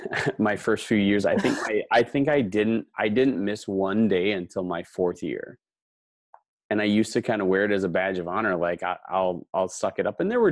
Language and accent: English; Cumberland, United States; I grew up in Cumberland and I taught in Houston. That was my first job.